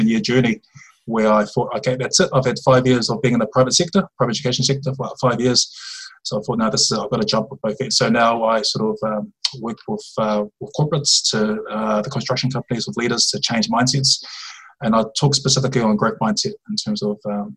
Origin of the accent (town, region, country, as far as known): Dunedin, Otago, New Zealand; born or raised there; moved away as an adult; also born or lived in Hamilton, New Zealand / Auckland, New Zealand